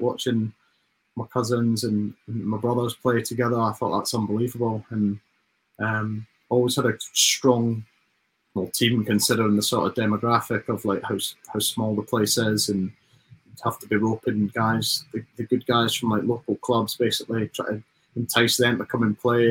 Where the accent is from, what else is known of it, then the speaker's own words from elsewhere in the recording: Dumfries, Scotland, United Kingdom; moved away as an adult; now in England; we're just lads from Dumfries